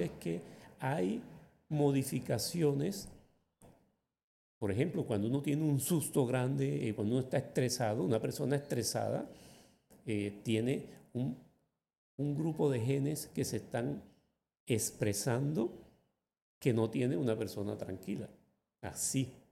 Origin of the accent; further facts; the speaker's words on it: Magangué, Bolívar, Colombia; also born or lived in San Marcos, Sucre; cuando tenía yo cerca de un año, mis padres se mudaron a Magangué, a la orilla del río Magdalena, y allí fue donde yo crecí. Realmente yo crecí fue en Magangué.